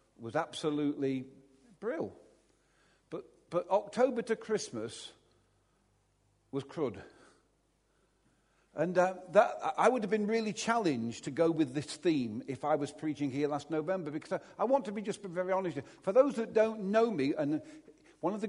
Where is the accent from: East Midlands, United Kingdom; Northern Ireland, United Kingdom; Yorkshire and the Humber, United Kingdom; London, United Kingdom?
East Midlands, United Kingdom; Derby; I was brought up in Chaddesden in Derby, just a few miles down the road from here.